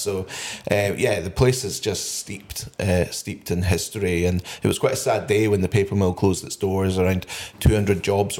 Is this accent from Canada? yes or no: no; St Andrews, Scotland, United Kingdom; Four generations of my family all worked out here at the paper mill. So yeah, I grew up in St Andrews, just along the road.